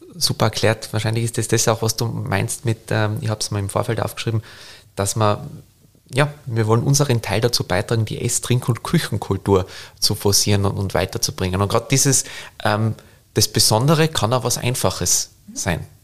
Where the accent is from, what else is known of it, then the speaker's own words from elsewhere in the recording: Tyrol, Austria; now in Vienna, Austria; als Tiroler